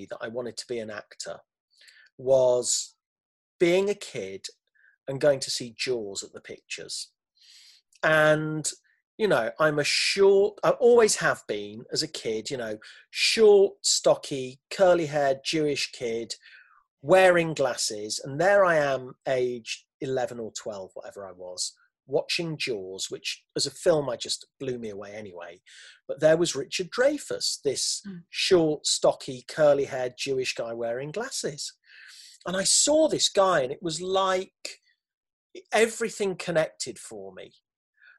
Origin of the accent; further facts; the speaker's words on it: Leicester, East Midlands, United Kingdom; moved away; I was born and brought up in Leicester, where my mum still is, still in the same house